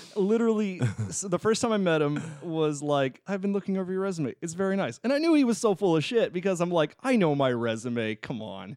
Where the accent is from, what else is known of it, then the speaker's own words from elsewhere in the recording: Tucson, Arizona, United States; moved away; I did a gig in my hometown of Tucson, Arizona for two and a half months